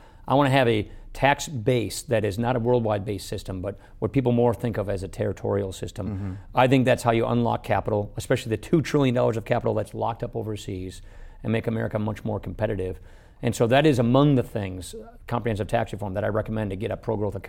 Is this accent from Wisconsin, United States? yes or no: yes; Wisconsin, United States; Look, I come from Wisconsin.